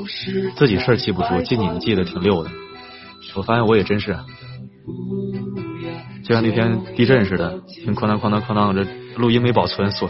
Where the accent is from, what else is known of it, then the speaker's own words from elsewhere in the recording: Inner Mongolia, China; moved away; 总能想起来老家来。这首歌想起我的家乡内蒙古。